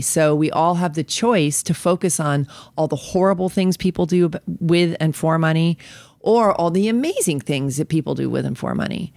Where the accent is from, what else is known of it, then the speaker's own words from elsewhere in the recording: New York, United States; moved away as an adult; also born or lived in Colorado; I'm from New York